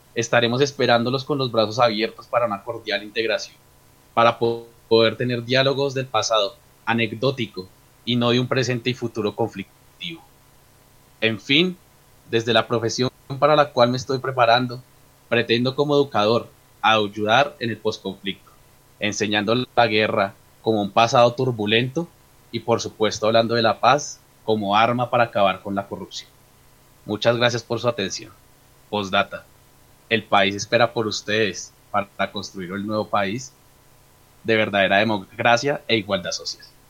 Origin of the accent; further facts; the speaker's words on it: Colombia; nuestro país